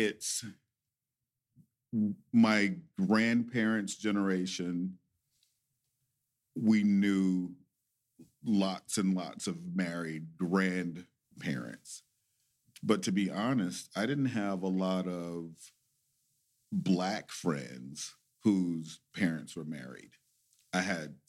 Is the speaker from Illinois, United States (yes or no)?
no; southeast Missouri, United States; moved away as an adult; also born or lived in Denver, Colorado; Missouri, the boot heel, southeast Missouri